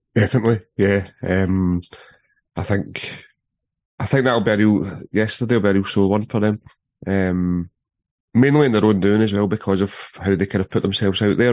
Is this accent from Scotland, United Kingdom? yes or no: yes; Paisley, Scotland, United Kingdom; I'm from Paisley